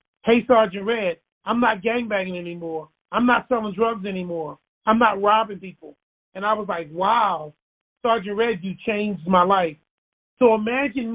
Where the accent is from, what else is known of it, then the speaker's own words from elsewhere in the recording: Baltimore, Maryland, United States; I grew up in Baltimore